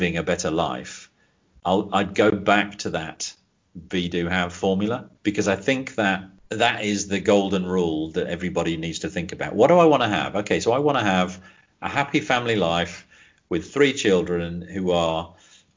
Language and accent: English; Leicester, East Midlands, United Kingdom; moved away as an adult; also born or lived in Banbury; I was born in Leicester originally